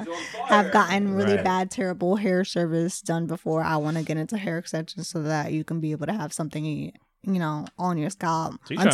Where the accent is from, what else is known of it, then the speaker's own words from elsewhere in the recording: Hamilton, New Jersey, United States; So I grew up in Hamilton, New Jersey.